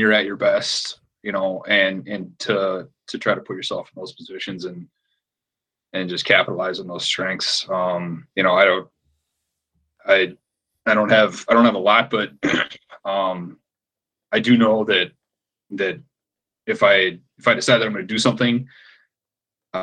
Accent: Minnesota, United States; now in Portland, United States; And even here in Portland, people know I'm from Minnesota

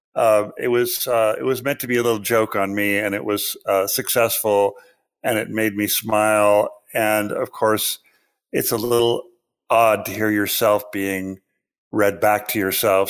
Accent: Pacific Northwest, Washington, United States; I grew up in the Pacific Northwest. I, uh, lived under the shadow of Mount Rainier and in proximity to Lake Washington

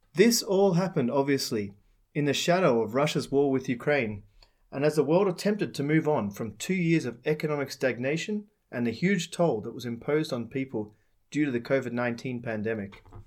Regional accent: Australia; now in Czech Republic; My home country, Australia

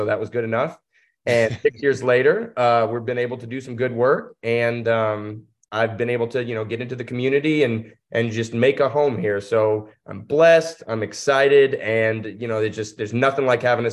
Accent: Louisville, Kentucky, United States; moved away as an adult; now in Hazard, United States; I grew up in Louisville, Kentucky.

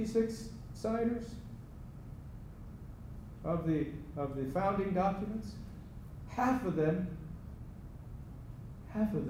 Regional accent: United States; born in the United States of America

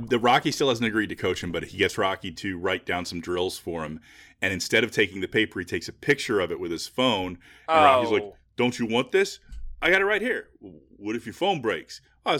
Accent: United Kingdom; yes, I'm British

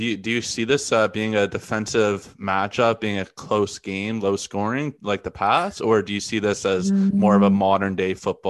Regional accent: Toronto, Ontario, Canada; I'm from Toronto.

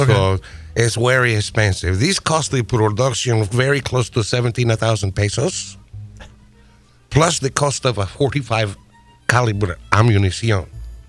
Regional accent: Wisconsin, United States; I haven't seen a chiclet since the second grade, where I grew up in Wisconsin.

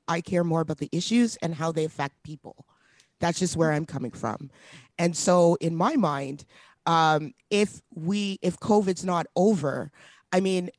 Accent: Edmonton, Alberta, Canada; Hey, this is my first like media for my hometown. {S0} Yeah. {S5} So shout out Edmonton.

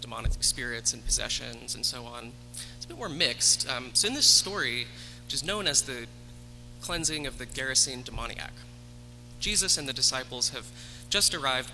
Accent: the South, United States; I grew up evangelical in the South

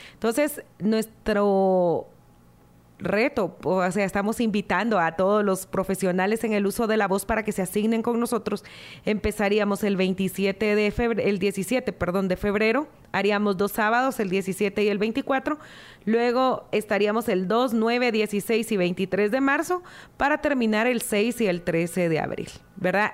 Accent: Guatemala; nosotros como guatemaltecos

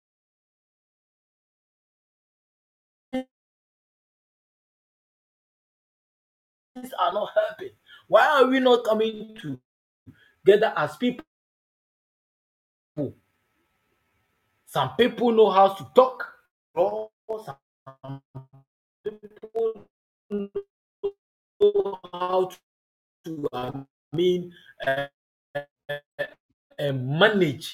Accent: Ghana; English is a second language; as a Ghanaian

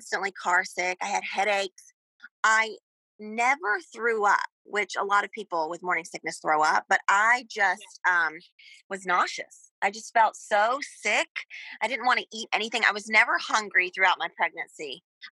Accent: Georgia, United States; moved away as an adult; also born or lived in Astoria, Queens, New York; now in New York, United States; I'm from Georgia. But I've been in New York for the last 10 years

